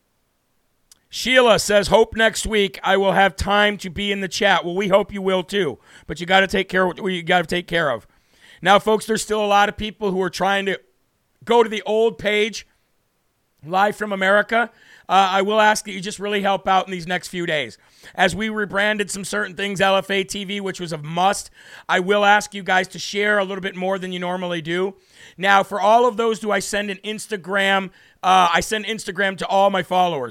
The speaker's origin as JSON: {"language": "English", "country": "United States", "said": "I'm not British. I'm American"}